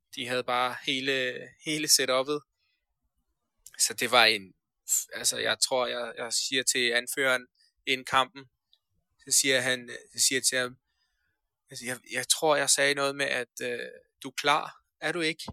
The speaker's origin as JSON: {"language": "Danish", "country": "Denmark", "tie": "born or raised there", "also_born_or_lived": "Afghanistan / Iran", "said": "vi kommer til Danmark, øh, når jeg er 8 år"}